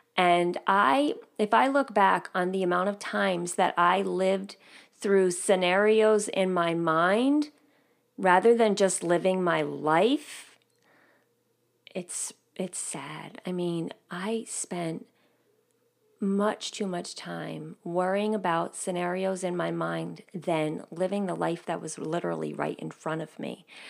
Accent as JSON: {"language": "English", "region": "New York", "country": "United States", "tie": "born or raised there", "said": "I grew up living right outside of New York City"}